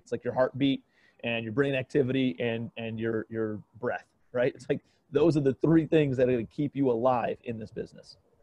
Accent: Cleveland, Ohio, United States; moved away as an adult; also born or lived in New York City; I'm from Cleveland, Ohio, originally

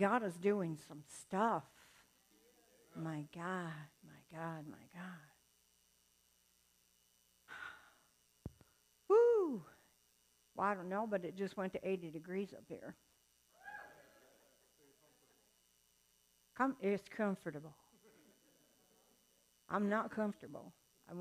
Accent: the South, United States; moved away; I'm from the South. I was born in the deepest part of the South you can get without getting wet

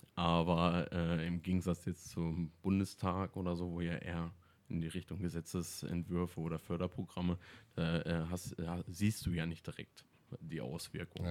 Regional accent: Ohndorf, Lower Saxony, Germany; in Ohnorf bin ich natürlich aufgewachsen

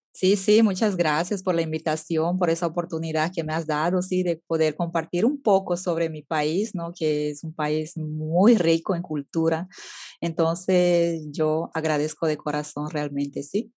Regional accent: Beni, Bolivia; en mi ciudad, que yo soy del Beni, Bolivia

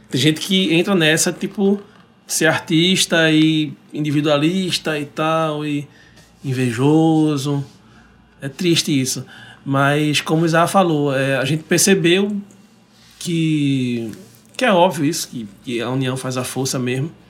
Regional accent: Recife, Pernambuco, Brazil; a gente é da zona oeste.

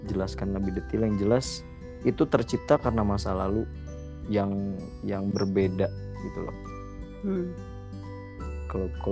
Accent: Jember, East Java, Indonesia; Gue dari Jember

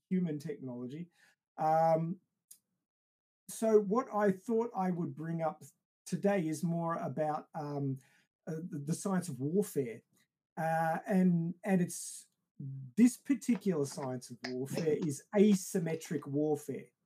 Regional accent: Australia; I come from Australia

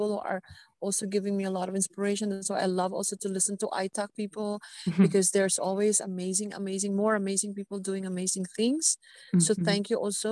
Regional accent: Philippines; as a Filipina

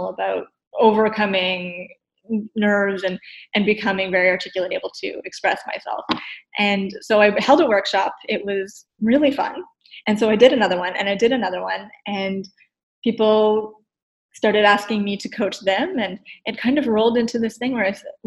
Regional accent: Nova Scotia, Canada; now in Ottawa, Canada; I grew up in Nova Scotia. I'm a transplant in Ottawa.

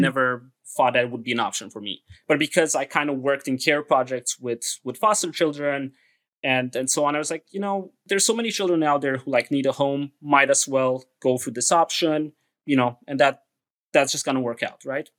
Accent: Transylvania, Romania; now in United States; I'm originally from Transylvania

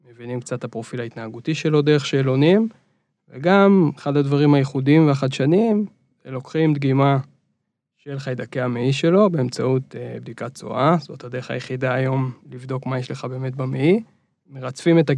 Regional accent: Reut, Central District, Israel; now in Tel Aviv, Israel; נולדתי בארץ, גרתי בארץ רוב החיים. למעט איזה תקופה בארצות הברית

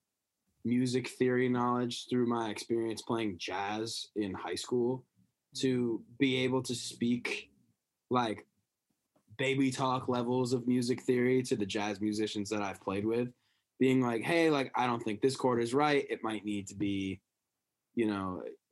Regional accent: Bangor, Maine, United States; my first show in my hometown

